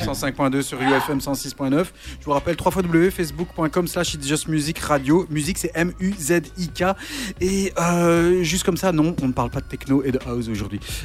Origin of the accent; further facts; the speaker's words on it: Charleroi, Wallonia, Belgium; je suis Carolo